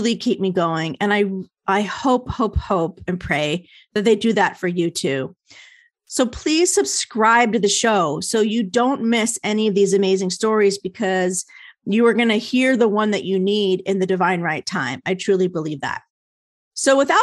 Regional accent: New Jersey, United States; moved away; I'm an East Coast girl, so I'm a Jersey girl

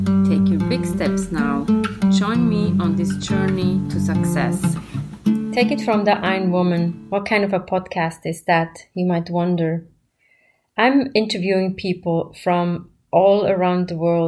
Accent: Switzerland; moved away as an adult; also born or lived in New York; I grew up in Switzerland

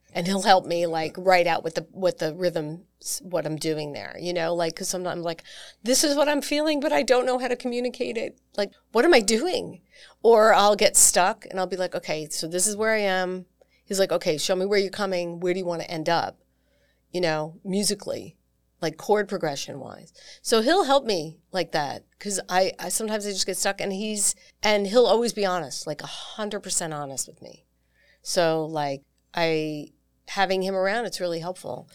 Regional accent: New York, United States; also born or lived in Long Island / Manhattan / Syracuse; I grew up on the East Coast in New York

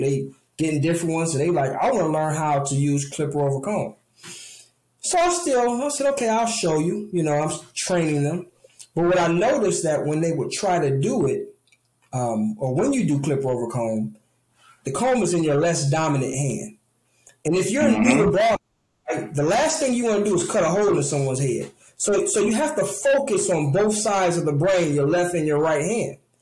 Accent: Detroit, Michigan, United States; Detroit is home, right? Um, Detroit is where my roots are

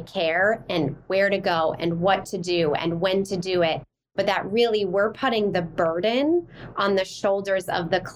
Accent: Minnesota, United States; moved away; also born or lived in Wisconsin / Baltimore, Maryland; Grew up in the Midwest, I'm originally from Minnesota

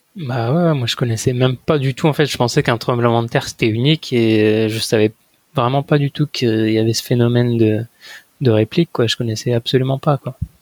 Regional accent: France; moved away as an adult; now in Japan; Je fais, bah, de France

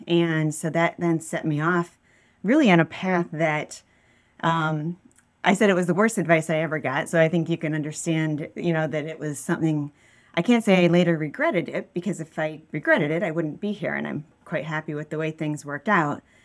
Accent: West Bloomfield, Michigan, United States; I grew up in West Bloomfield

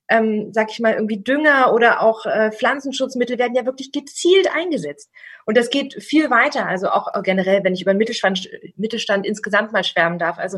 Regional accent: Berlin, Germany; gerade ich bin aus dem Berliner Raum, bei uns ist der Spreewald direkt vor der Haustür, ein Gurkenhof.

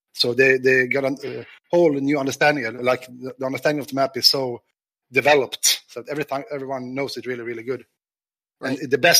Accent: Stockholm, Stockholm County, Sweden; also born or lived in Värmland; I was born and raised in Stockholm

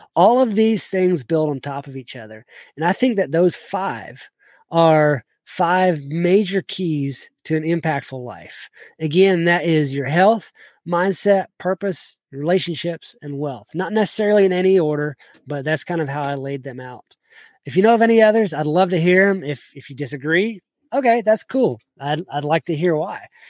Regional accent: South Georgia, United States; also born or lived in Kentucky; I grew up in South Georgia

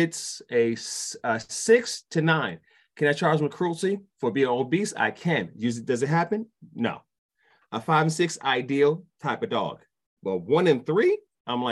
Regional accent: New York City, New York, United States; also born or lived in DeKalb County, Georgia; now in Georgia, United States; I'm from Brooklyn

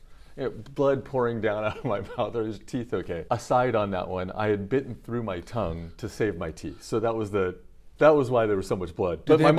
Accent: Pleasanton, California, United States; moved away as an adult; now in Japan; I grew up in Northern California.

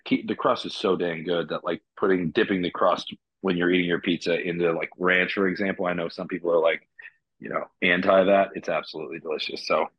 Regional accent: McLean, Virginia, United States; moved away as an adult; also born or lived in San Francisco / North Carolina; I grew up in McLean, yeah. right out about 5 miles outside DC.

